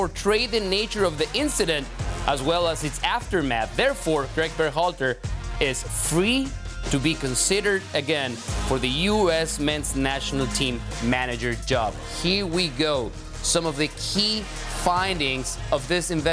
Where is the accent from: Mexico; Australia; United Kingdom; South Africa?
Mexico; for us growing up in Mexico